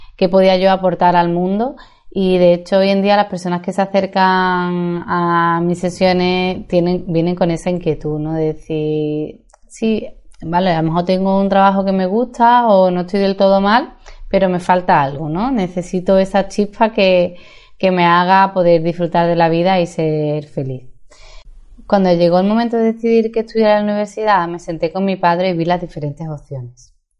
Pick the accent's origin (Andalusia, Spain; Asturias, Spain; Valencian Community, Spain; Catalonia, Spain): Andalusia, Spain; Seville; moved away as an adult; also born or lived in Madrid / Dublin / Santiago, Chile; Aunque nací en Madrid, he estado gran parte de mi infancia, adolescencia y juventud en Sevilla